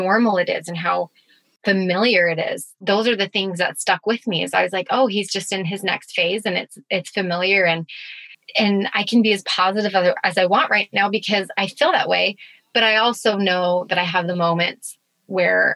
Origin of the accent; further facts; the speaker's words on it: Spokane, Washington, United States; moved away; also born or lived in Utah; I'm from Spokane, Washington